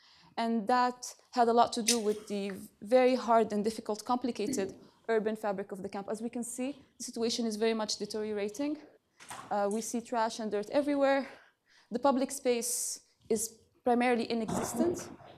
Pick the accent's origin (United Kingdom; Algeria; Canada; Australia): Algeria; I'm from Algeria, and that had a lot to do with my own experience and shaping it, because unlike my peers, I did not manage to go to Palestine with them, and that is because of my nationality.